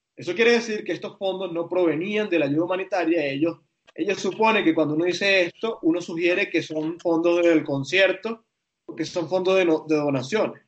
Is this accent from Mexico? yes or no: no; Venezuela; soy periodista, tengo una responsabilidad con el oficio, pero soy venezolano